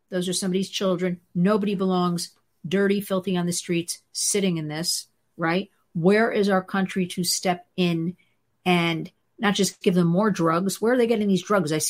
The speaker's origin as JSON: {"language": "English", "country": "United States", "said": "it is so depressing and upsetting as an American"}